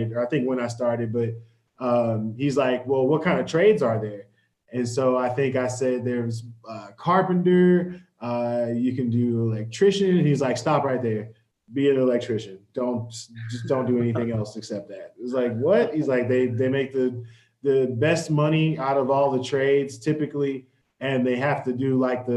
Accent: Texas, United States; moved away as an adult; also born or lived in Houston; now in Colorado, United States; I'm from Texas. We don't really do basements in Texas.

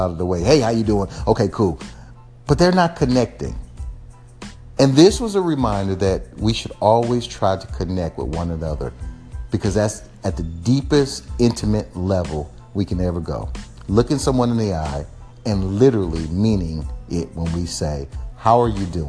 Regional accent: Texas, United States; I'm from Texas

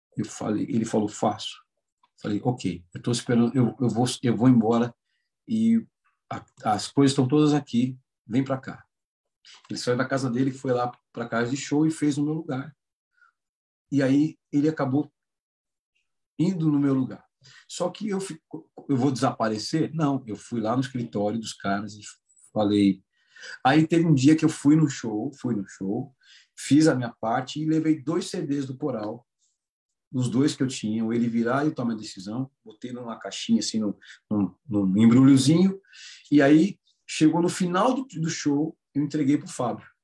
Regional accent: Itatiba, São Paulo, Brazil; Eu também sou do interior sou só que não, não tão do, do interior sou aqui de Itatiba, próximo de Campinas.

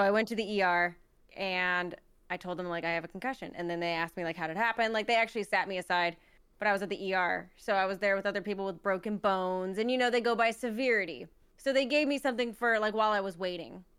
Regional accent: United States; We're American

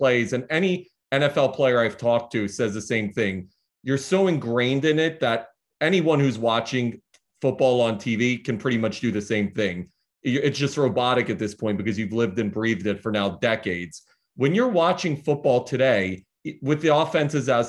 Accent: Philadelphia, Pennsylvania, United States; Growing up in Philly and being a Giants fan

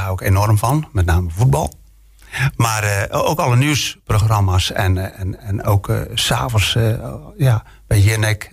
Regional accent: Friesland, Netherlands; now in Bergen op Zoom, Netherlands; ik ben geboren in Friesland

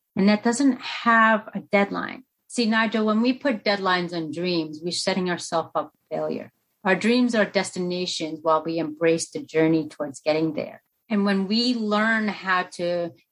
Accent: United States; also born or lived in Colombia; I was born in Colombia, South America, during the cartel, the war-torn drug zone era at its prime. And my parents made the ultimate sacrifice to put me up for adoption. And in doing so, I arrived to the promised land, that of America, at 11 pounds, 11 months old

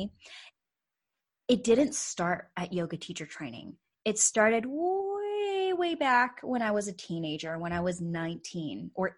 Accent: Canada; also born or lived in Calgary, Alberta; I am a fellow Canadian. I am joining from the west side, though. So I'm calling in from Calgary, Alberta

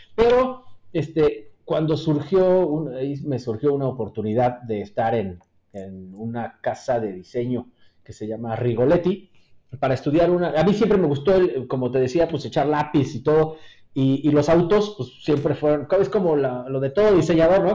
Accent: Mexico City, Mexico; moved away as an adult; now in Querétaro, Mexico; yo nací en la Ciudad de México y este, allá estudié en la Universidad Iberoamericana

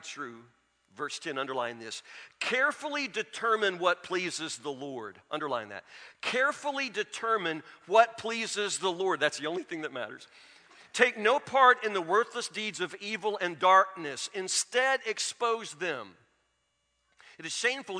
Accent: Matlock, United States; I grew up in Matlock.

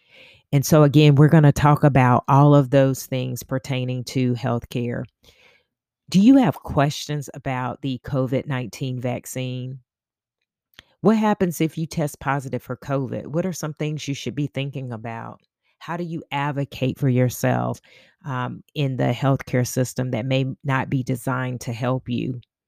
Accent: Augusta, Georgia, United States; We are from Augusta, Georgia, and we made our pilgrimage, I should say, from Augusta to Bennett College

